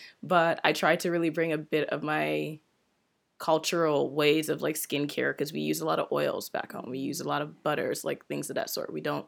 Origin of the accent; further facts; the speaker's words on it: DC, Maryland area, United States; moved away as an adult; also born or lived in Nigeria; now in Toronto, Canada; I grew up in DC, Maryland area, but I'm Nigerian. Oh, wow. I was actually born in Nigeria and moved to DC, Maryland around almost 20 years ago. Then wow. I've been in Toronto for about 10 years now.